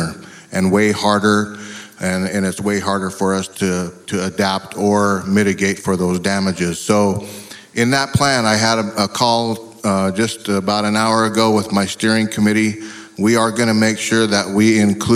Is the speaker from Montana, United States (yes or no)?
yes; northwest Montana, United States; I'm from the Confederated Salish and Kootenai tribes in northwest Montana